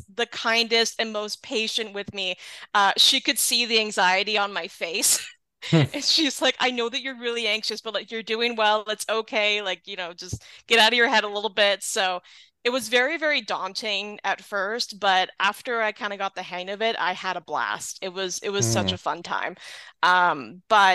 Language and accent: English; Southern Ontario, Canada; I'm from Southern Ontario